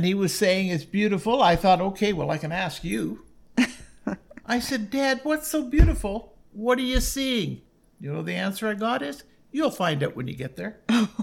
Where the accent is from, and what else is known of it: Collingwood, Ontario, Canada; born or raised there; also born or lived in Smiths Falls, Ontario / Bracebridge, Ontario / Listowel, Ontario